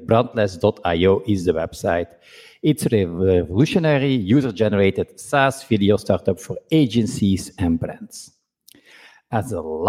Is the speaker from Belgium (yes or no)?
yes; Belgium; me being from Belgium